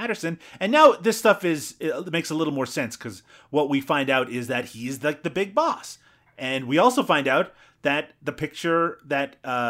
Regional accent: Newfoundland and Labrador, Canada; the furthest eastern point in North America. Yes, and yeah, that is where I'm from. Thank you. But yeah, no, yeah, you're right. Everyone I grew up with talks ridiculously, and so do I at times.

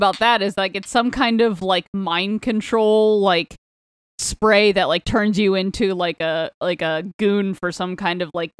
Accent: Florida, United States; now in Philadelphia, United States; The beach that's, like, closest to my hometown in Florida, which, like, I'm closer to the beach in Philly than I was in my hometown in Florida.

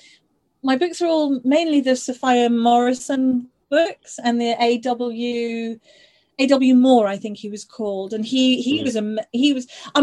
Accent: Isle of Man; also born or lived in Liverpool, United Kingdom; So I lived, I was born just outside Liverpool, and then as a very small child I lived on the Isle of Man.

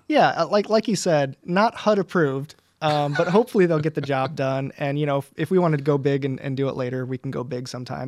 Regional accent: United States; I'm American

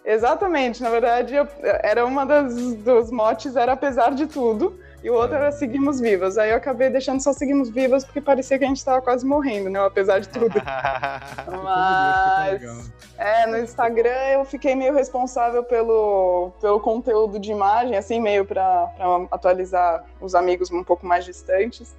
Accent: São Paulo, Brazil; eu cresci em São Paulo

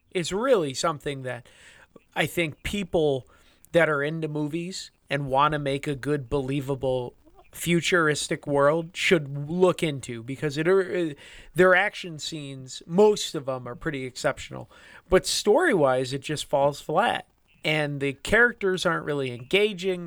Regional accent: United States; We're America, we're from the United States

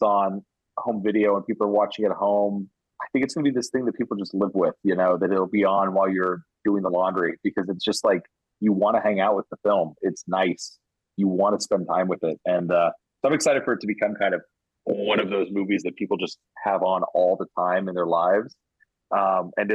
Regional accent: Oklahoma, United States; I grew up in Oklahoma in the 80s

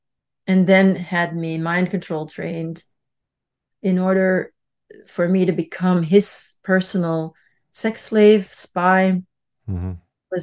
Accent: Brussels, Belgium; born there; I was born in Belgium in 1963, and my mother was single. And we were in Brussels.

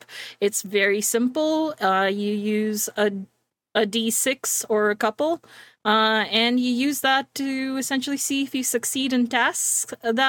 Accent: Canada; I'm Canadian

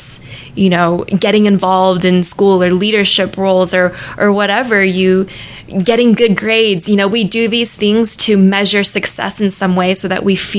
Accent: California, United States; also born or lived in Sacramento, California / Thailand; I was born in Sacramento, California

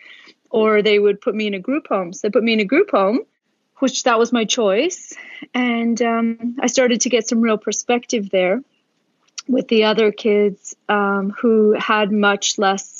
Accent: Oakville, Ontario, Canada; born or raised there; also born or lived in Toronto; now in Australia

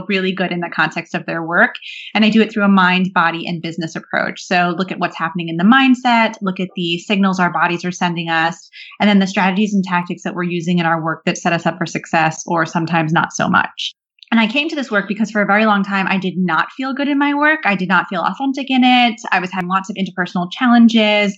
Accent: New Jersey, United States; also born or lived in London, United Kingdom; now in Brooklyn, United States; I grew up in New Jersey

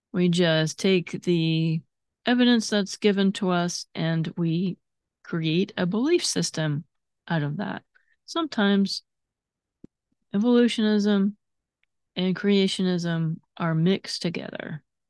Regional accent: United States; I'm a very proud of being an American

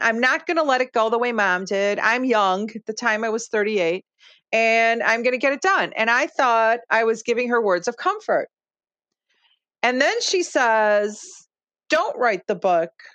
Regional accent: Chicago, Illinois, United States; first language Lithuanian; English is a second language; I grew up in Marquette Park, Chicago, which uh, at the time was known as Little Lithuania.

